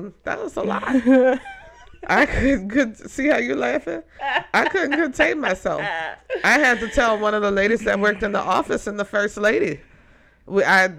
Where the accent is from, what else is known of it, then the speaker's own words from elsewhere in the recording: New Orleans, Louisiana, United States; I'm from New Orleans